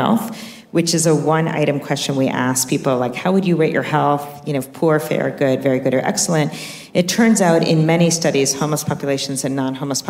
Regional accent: New York, United States; now in California, United States; I'm a New Yorker, if you can't tell by how fast I talk.

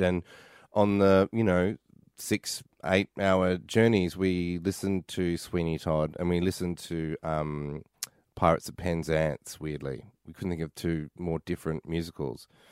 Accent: Mentone, Victoria, Australia; moved away as an adult; now in New York, United States; I grew up in Mentone

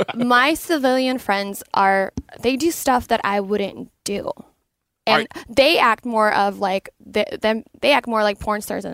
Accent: Canada; I mean, I'm Canadian. I know nothing about football.

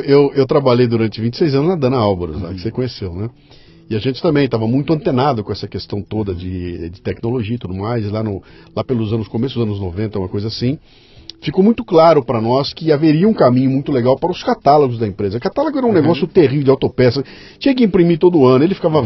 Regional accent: Bauru, São Paulo, Brazil; Eu venho de Bauru.

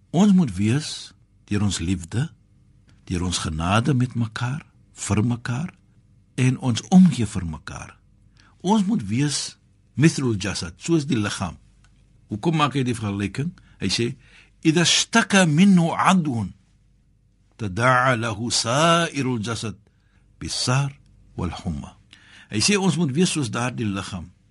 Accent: South Africa; Ek as 'n Suid-Afrikaner

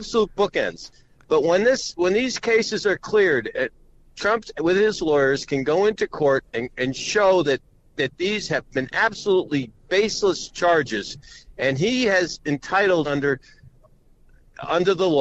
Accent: New York City, New York, United States; I'm 81 years old, but I grew up in the Bronx

